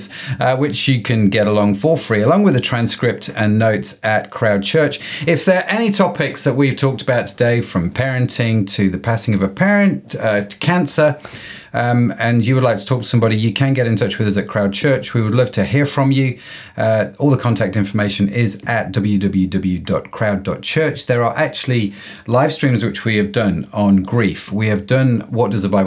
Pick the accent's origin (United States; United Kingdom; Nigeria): United Kingdom; accent: British; the Britishness of my accent